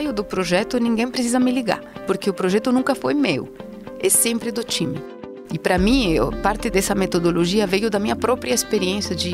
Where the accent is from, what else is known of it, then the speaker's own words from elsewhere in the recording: Madrid, Community of Madrid, Spain; Portuguese is a second language; also born or lived in Basque Country; Bom, eu sou espanhola, tenho 52 anos, nasci no norte da Espanha, no País Basco, numa cidadezinha minúscula que se chama Goibar. E fui para Madrid logo depois com os meus pais e cresci em Madrid, em volta de Madrid, na verdade, perto de Madrid.